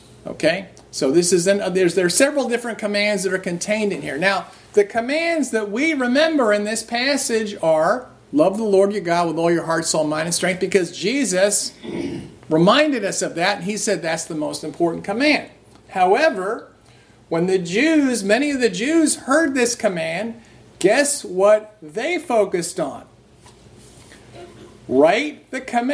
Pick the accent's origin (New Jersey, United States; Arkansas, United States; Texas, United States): New Jersey, United States; I grew up in New Jersey, and it's at an outskirts, basically a suburb of New York City.